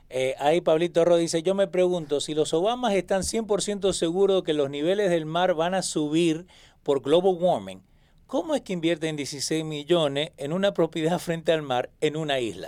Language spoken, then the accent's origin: Spanish; Argentina; yo soy argentino